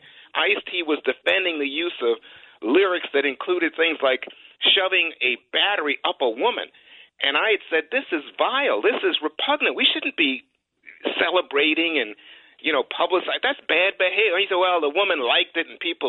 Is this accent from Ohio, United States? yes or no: no; New York City, New York, United States; I grew up in New York